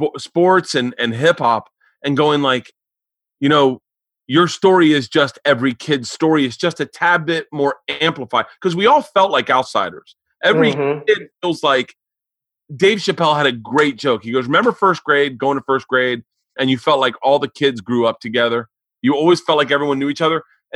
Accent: Florida, United States; Growing up in Florida, you knew black and white and Cuban.

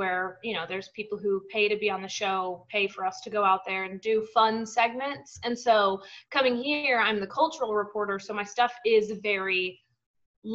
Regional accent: Albuquerque, New Mexico, United States; also born or lived in Roanoke, Virginia; now in Austin, United States; I'm from Albuquerque

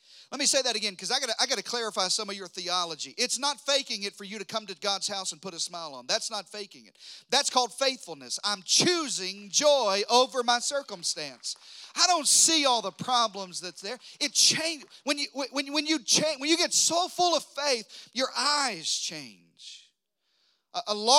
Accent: Texas, United States; I'm from Texas

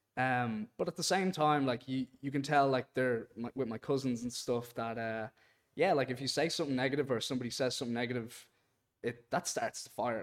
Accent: Dublin, Leinster, Ireland; also born or lived in Boston, United States; I'm from Dublin, Ireland, but I was born in Boston

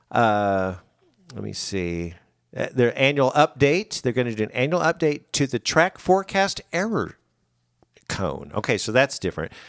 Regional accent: Branson, Missouri, United States; I'm from Branson, mm-hmm.

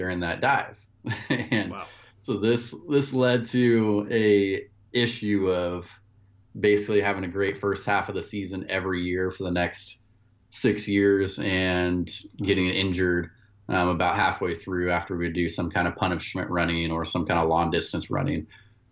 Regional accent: Klamath Falls, Oregon, United States; moved away as an adult; also born or lived in Louisiana; I grew up in Klamath Falls, Oregon. It's a small town in southern Oregon

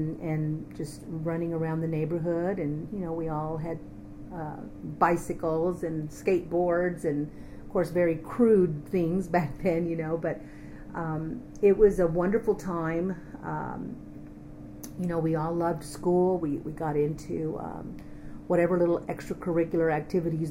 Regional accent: Austin, Texas, United States; also born or lived in Fort Worth, Texas; I was born in Fort Worth, Texas in 1957. My dad was a musician and had traveled to Fort Worth to do some work up there, and that's where I was born, but was raised in Austin

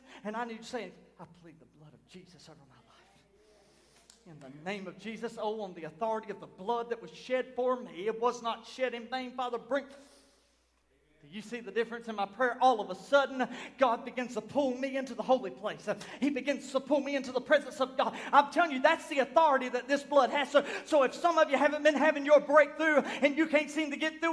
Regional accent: United States; I was born in Chesterfield County, April the 18th in the year 1983

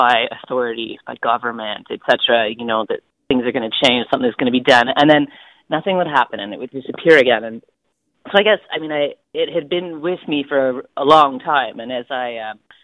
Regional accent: Smithers, British Columbia, Canada; also born or lived in Haida Gwaii / Hazelton; moved to a little community called Hazelton when I was 3 or so, and then to a rural area outside of Smithers

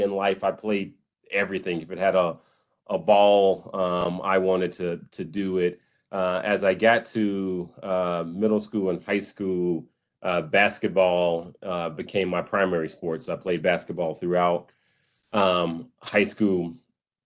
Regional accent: Little Rock, Arkansas, United States; I grew up in Little Rock, Arkansas

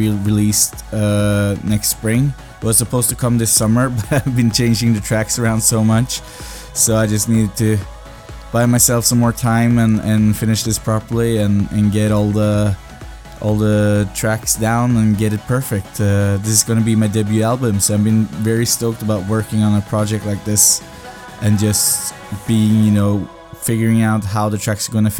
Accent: Snarøya, Akershus, Norway; I come from Snarøya, outside of Oslo in Norway. It's a little small town, suburbs of Oslo

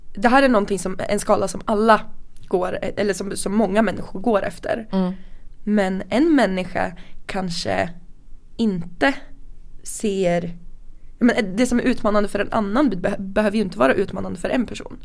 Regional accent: Sundsvall, Västernorrland County, Sweden; vi kommer från Sundsvall, vi träffades i Sundsvall.

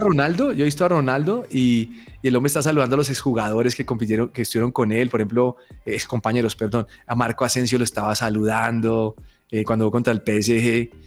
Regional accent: Colombia; soy colombiano

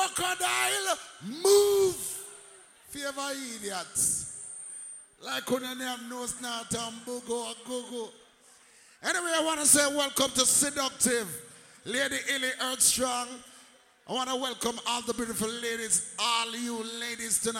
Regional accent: Kingston, Jamaica; we come from Kingston 20

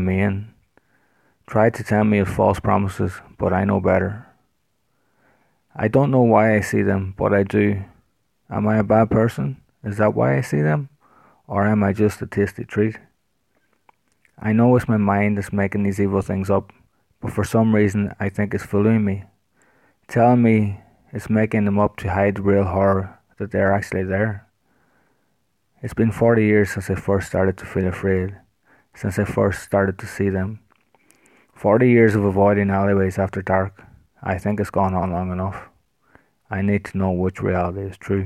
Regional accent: Ireland; I am an author from Ireland

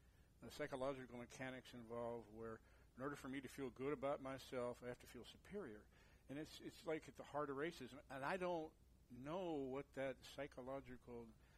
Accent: San Lorenzo, California, United States; also born or lived in Oakland, California / San Jose, California; I was born in Oakland. I grew up in San Lorenzo.

